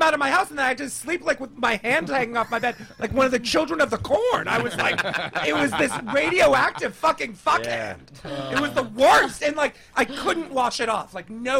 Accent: London, United Kingdom; I was born in London

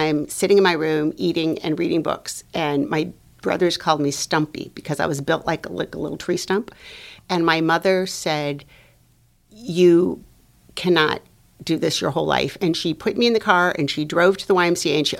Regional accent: Los Angeles, California, United States; moved away as an adult; also born or lived in North Dakota; I am Latina from Los Angeles.

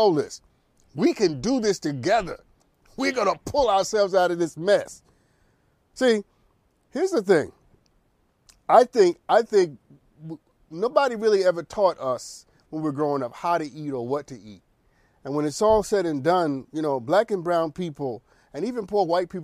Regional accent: United States; I'm an American adult

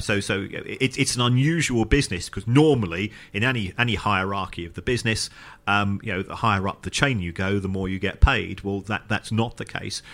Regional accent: London, United Kingdom; I was born in the Elephant and Castle

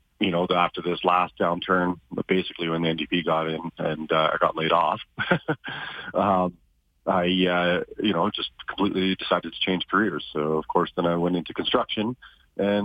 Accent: Alberta, Canada; also born or lived in Ontario; I was born in Ontario. Been living my whole life here in Alberta.

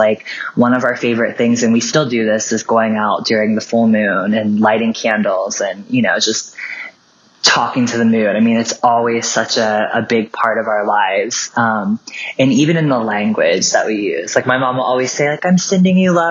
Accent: southern Ohio, United States; I grew up in a very small town in the southern part of Ohio

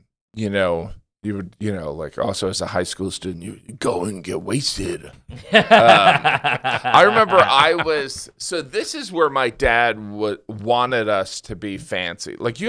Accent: Northwest Indiana, United States; moved away; also born or lived in Illinois; I grew up half an hour from Chicago in Northwest Indiana.

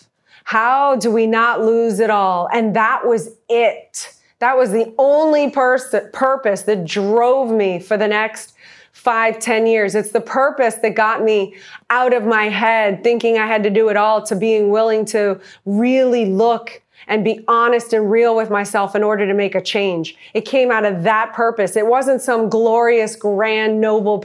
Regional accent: New Orleans, Louisiana, United States; moved away; I'm a girl from New Orleans that never went to college

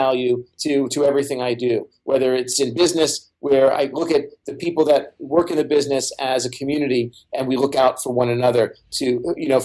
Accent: New York City, New York, United States; Brooklyn where I grew up

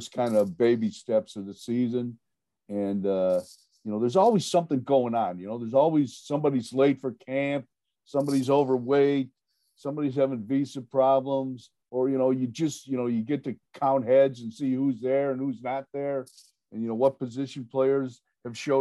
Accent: Ohio, United States; growing up in Ohio

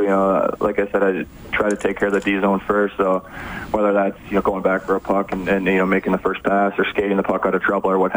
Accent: Upper Peninsula of Michigan, United States; moved away; born and raised in the Upper Peninsula of Michigan

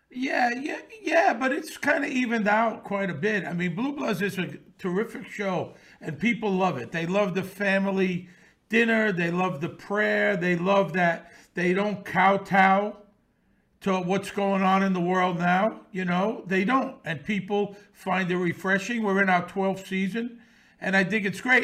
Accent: New York City, New York, United States; I grew up around this in Bensonhurst in the sixties and seventies

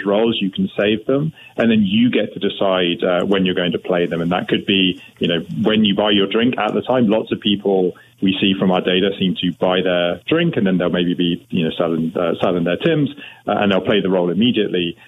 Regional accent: United Kingdom; now in Canada; I'm now a Canadian. I want to stress that up front, but I'm originally from the UK.

